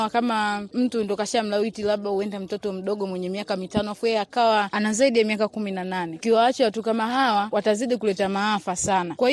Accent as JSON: {"language": "Swahili", "region": "Morogoro Region", "country": "Tanzania", "said": "natokea mkoa Morogoro."}